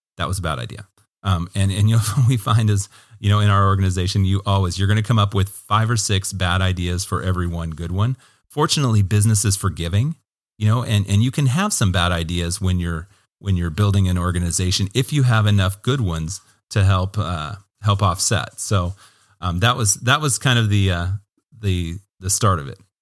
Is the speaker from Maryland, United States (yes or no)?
no; Hermiston, Oregon, United States; I loved growing up in Hermiston